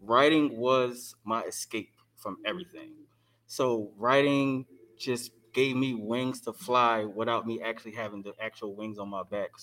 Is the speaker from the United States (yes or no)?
yes; Philadelphia, Pennsylvania, United States; I'm from Philadelphia, Pennsylvania